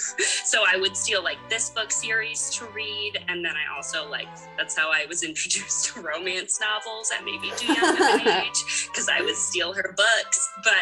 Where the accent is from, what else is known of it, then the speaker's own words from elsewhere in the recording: Maryland, United States; So I am from Maryland. I live there right now. I grew up here, so it's easy to just stick to the one state.